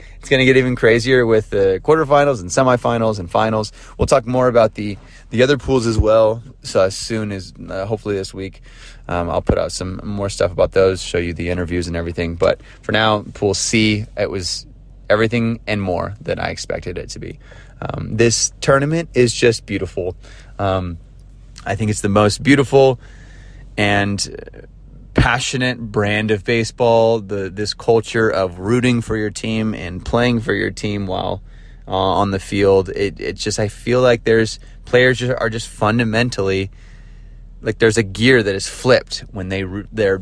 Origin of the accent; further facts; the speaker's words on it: United States; I'm American